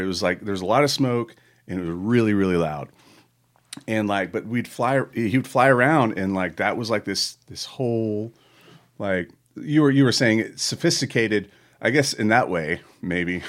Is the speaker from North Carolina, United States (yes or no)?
yes; Charlotte, North Carolina, United States; I'm from Charlotte, North Carolina, home of the, home of the Charlotte Motor Speedway